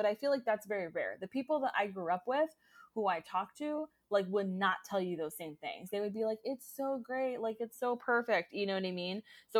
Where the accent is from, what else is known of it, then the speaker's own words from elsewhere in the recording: Orlando, Florida, United States; I am born and raised in Orlando, like I was born in the Florida hospital. And like I said, I've lived all over Central Florida, but always in somewhere in Central Florida.